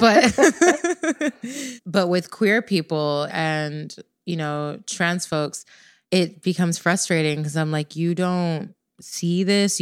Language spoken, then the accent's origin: English; Jamaica; I'm Jamaican